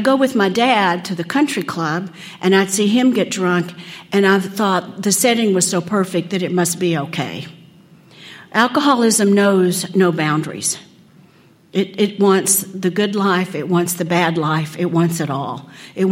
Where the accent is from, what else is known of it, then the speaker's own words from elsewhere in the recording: Odessa, Texas, United States; I grew up in Odessa, Texas.